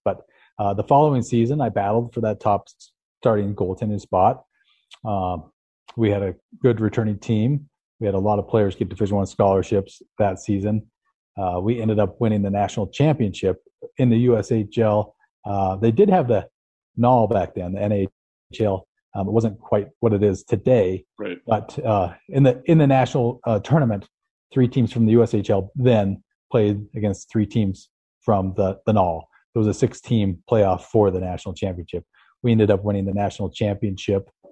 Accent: Salt Lake City, Utah, United States; I grew up in Salt Lake, uh, right up the road

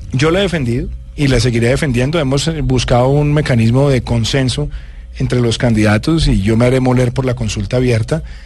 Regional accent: Bogotá, Colombia; also born or lived in Medellín; me vine a Bogotá

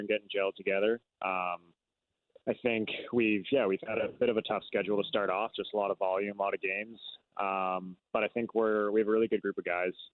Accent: Whistler, British Columbia, Canada; I grew up in Whistler.

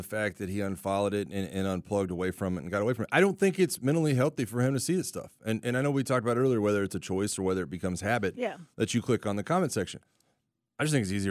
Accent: Florida Panhandle, United States; I'm from the Panhandle, Florida

